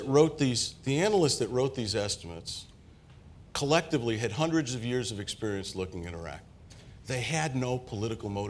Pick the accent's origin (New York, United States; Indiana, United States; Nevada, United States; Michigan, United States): New York, United States; New York City; Where I grew up in Queens, we used to talk like